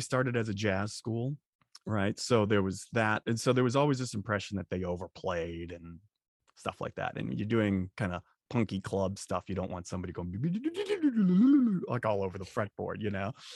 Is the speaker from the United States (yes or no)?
yes; Boston, Massachusetts, United States; growing up in Boston